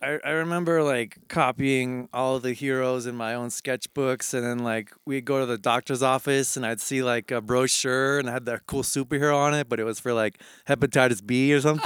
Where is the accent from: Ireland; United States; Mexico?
United States; New Hampshire; moved away; I grew up in New Hampshire